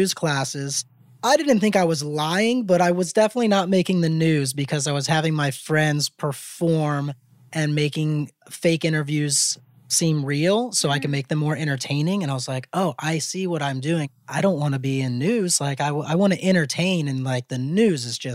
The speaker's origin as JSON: {"language": "English", "town": "Mandeville", "region": "Louisiana", "country": "United States", "also_born_or_lived": "New Orleans", "moved": "as an adult", "lives_now": "Los Angeles, United States", "said": "I'm originally from Mandeville, Louisiana, which is 30 minutes north of New Orleans"}